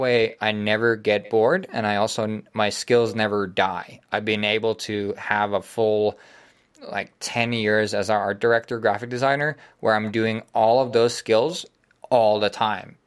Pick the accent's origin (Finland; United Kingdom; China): Finland